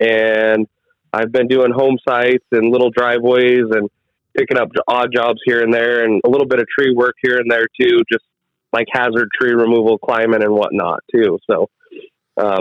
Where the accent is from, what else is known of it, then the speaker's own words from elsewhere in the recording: Bandon, Oregon, United States; also born or lived in Coos Bay, Oregon / Sweet Home, Oregon; I was born in Coos Bay and raised in Bandon